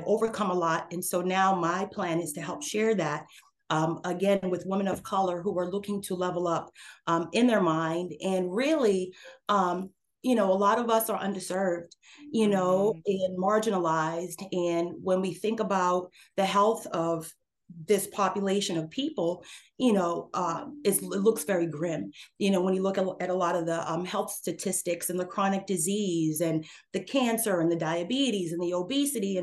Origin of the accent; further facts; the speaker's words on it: central Massachusetts, United States; moved away; also born or lived in Ojai, California, United States; I'm from central Massachusetts. I was born and raised.